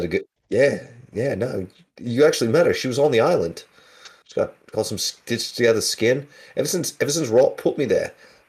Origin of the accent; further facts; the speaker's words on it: Minnesota, United States; Oh sure, yeah, we're from Minnesota.